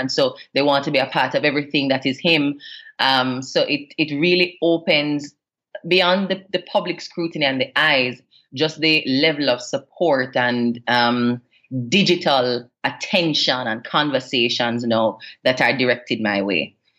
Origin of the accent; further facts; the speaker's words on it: Jamaica; already having an international public profile kind of compounds what I would have been exposed to as a Jamaican personality